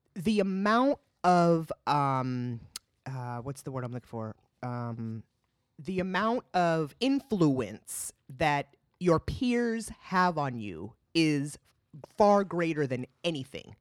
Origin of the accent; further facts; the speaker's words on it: California, United States; also born or lived in Boston; now in North Carolina, United States; I feel so blessed to have h, had my upbringing in California with the mix of culture.